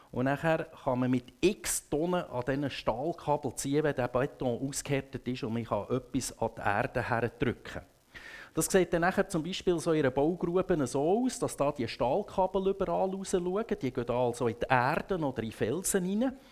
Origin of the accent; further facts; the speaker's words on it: Grindelwald, Bern, Switzerland; ich bin in Grindelwald aufgewachsen, ich glaube noch gar nie in meinem Leben auf einem Segelschiff gewesen.